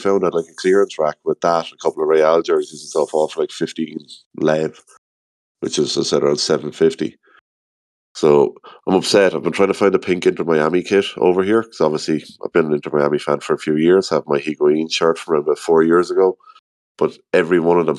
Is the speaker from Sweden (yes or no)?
no; Ireland